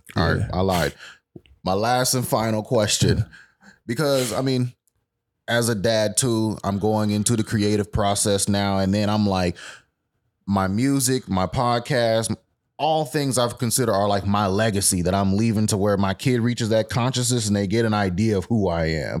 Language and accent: English; Fort Worth, Texas, United States; I'm not from Dallas at all. I'm Fort Worth till